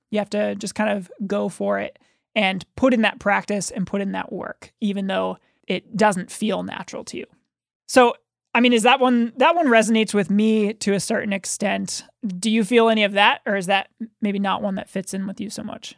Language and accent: English; United States; as American children.